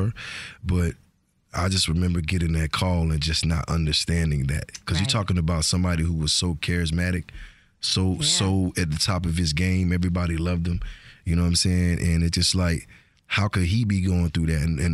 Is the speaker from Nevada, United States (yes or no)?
no; Georgia, United States; accent: Georgia; My accent is so Georgia.